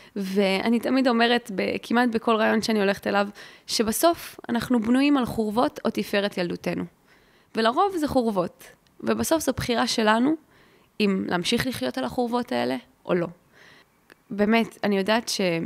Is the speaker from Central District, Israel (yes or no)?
no; Ramat Gan, Tel Aviv District, Israel; אני גדלתי ברמת גן, ברמת חן